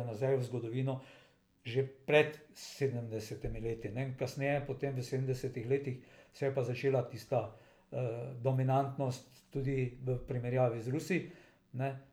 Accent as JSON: {"language": "Slovenian", "country": "Slovenia"}